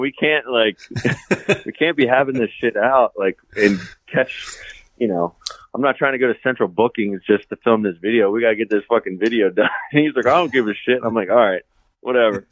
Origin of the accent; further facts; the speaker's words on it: Catonsville, Maryland, United States; I grew up in Catonsville